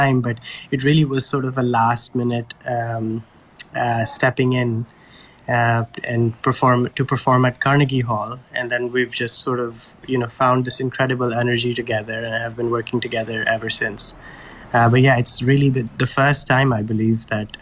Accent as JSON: {"language": "English", "country": "Pakistan", "tie": "born or raised there", "moved": "as an adult", "lives_now": "New York City, United States", "said": "I grew up in Pakistan, and once I moved to the U.S. At the age of 18 for college"}